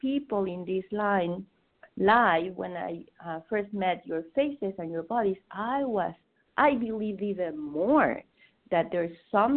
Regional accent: Mexico City, Mexico; now in Boston, United States; I was born in Mexico City, and most people don't share my religion

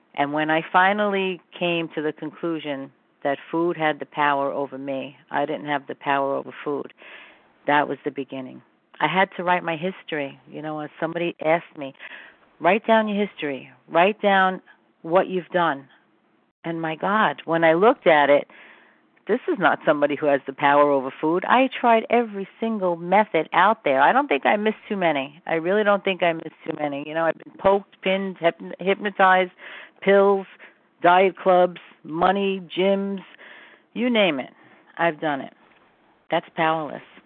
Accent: New York City, New York, United States; I'm from Brooklyn

